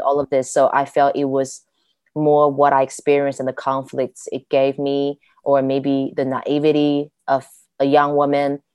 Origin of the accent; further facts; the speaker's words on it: Guiyang, Guizhou, China; moved away as an adult; now in Germany; at my first 18 years, almost every day I spent in my hometown Guiyang